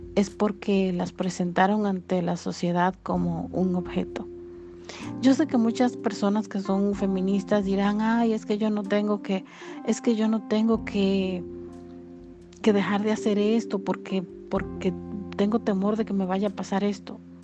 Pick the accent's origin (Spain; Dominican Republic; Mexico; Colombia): Dominican Republic; aquí en mi país, República Dominicana